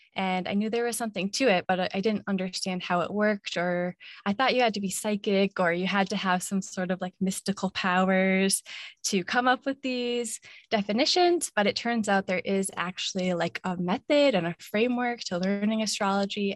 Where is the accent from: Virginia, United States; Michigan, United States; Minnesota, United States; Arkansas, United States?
Minnesota, United States; moved away as an adult; now in Hawaii, United States; I grew up in Minnesota where it's always really cold in the winter